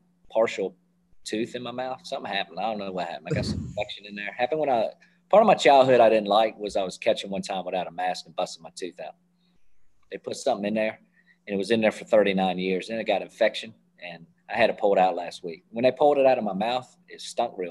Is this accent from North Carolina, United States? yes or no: no; Hampton, Virginia, United States; I grew up in Hampton, Virginia. Is where I grew up